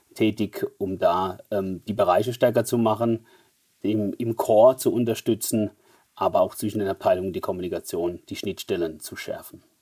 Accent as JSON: {"language": "German", "town": "Mannheim", "region": "Baden-Württemberg", "country": "Germany", "accent": "Mannheimer Dialekt", "said": "wie man leicht an meinem Dialekt hört, ähm, sehr stark integriert in Deutschland, sodass wir sogar Dialekt, Mannheimer Dialekt sprechen"}